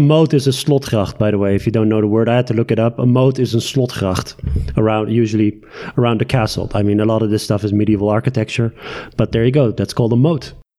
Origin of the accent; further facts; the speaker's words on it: Tehran, Tehran Province, Iran; moved away; also born or lived in Netherlands; my Iranian nationality is uh, is there because I was born in Tehran.